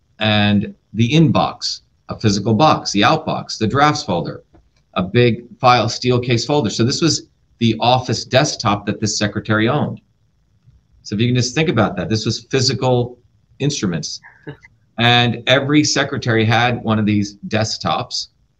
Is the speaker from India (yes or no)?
yes; India; because I had a deep interest in medicine growing up in India, watching my grandmother, who was a traditional healer.